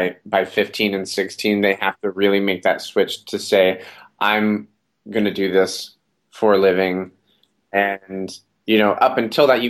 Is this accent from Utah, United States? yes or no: yes; Utah, United States; now in New York City, United States; Growing up in Utah